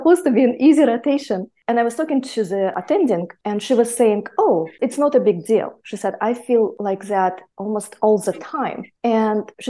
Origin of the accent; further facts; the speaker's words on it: Siberia, Russia; moved away; also born or lived in near Mongolia; I was actually born near Mongolia, and I grew up in Siberia.